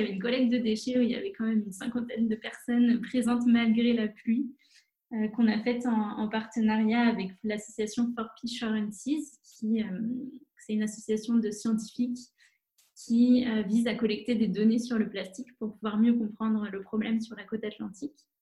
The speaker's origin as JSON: {"language": "French", "town": "La Rochelle", "region": "Nouvelle-Aquitaine", "country": "France", "tie": "born or raised there", "also_born_or_lived": "Bordeaux / Paris / Madrid / Rome", "moved": "as an adult", "said": "La Rochelle. C'est là où j'ai grandi"}